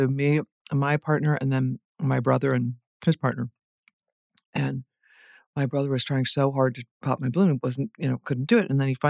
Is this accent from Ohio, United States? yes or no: yes; Dayton, Ohio, United States; That's correct, Dayton, Ohio.